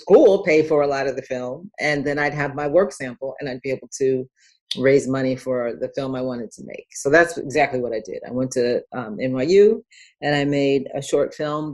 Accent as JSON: {"language": "English", "town": "Dayton", "region": "Ohio", "country": "United States", "tie": "born or raised there", "also_born_or_lived": "Los Angeles, California", "said": "I am originally born in Los Angeles, raised in Dayton, Ohio, so I'm a Midwesterner"}